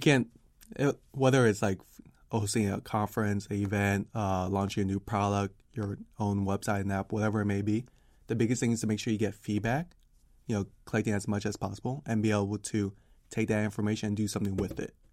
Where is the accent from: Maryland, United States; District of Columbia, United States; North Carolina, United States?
District of Columbia, United States; Washington; D C.